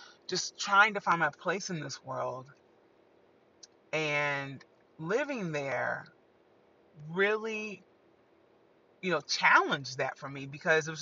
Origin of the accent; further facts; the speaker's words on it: Evansville, Indiana, United States; moved away as an adult; also born or lived in Huntsville; now in New York City, United States; I grew up in Evansville